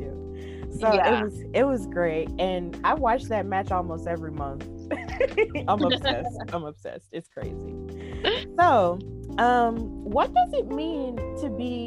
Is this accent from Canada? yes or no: no; Birmingham, Alabama, United States; I'm from Birmingham.